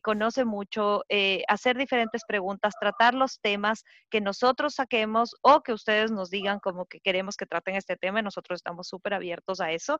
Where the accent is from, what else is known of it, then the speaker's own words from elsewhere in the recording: Quito, Pichincha, Ecuador; moved away as an adult; also born or lived in Florida; now in Pennsylvania, United States; hace unos dos años vine a vivir a Estados Unidos, soy quiteña